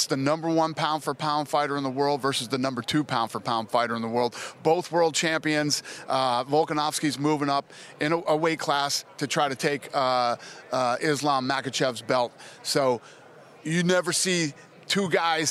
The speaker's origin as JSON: {"language": "English", "town": "Las Vegas", "region": "Nevada", "country": "United States", "tie": "born or raised there", "said": "I grew up in Vegas when there were 200,000 people there"}